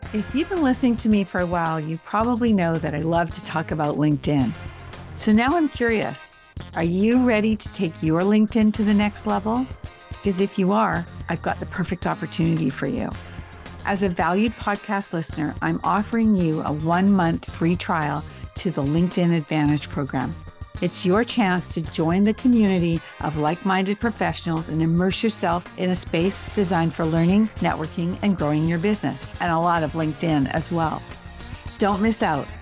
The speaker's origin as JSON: {"language": "English", "country": "Canada", "moved": "yes", "said": "I'm Canadian"}